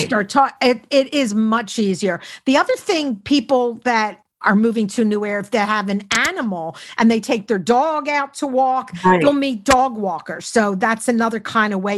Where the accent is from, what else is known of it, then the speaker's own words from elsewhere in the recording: Philadelphia, Pennsylvania, United States; moved away; I grew up in Philly. He could hear the accent